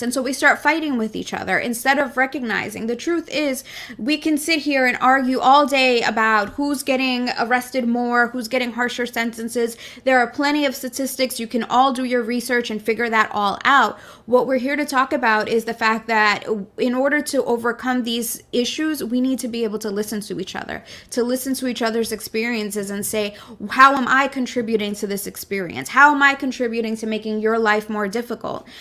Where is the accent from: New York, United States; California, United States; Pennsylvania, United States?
New York, United States; New York City; I was born in Brooklyn. This is my country